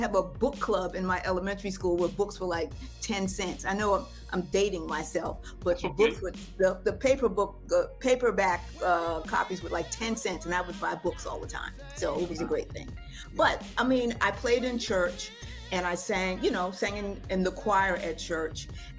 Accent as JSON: {"language": "English", "town": "Newark", "region": "New Jersey", "country": "United States", "tie": "born or raised there", "said": "I grew up in Newark."}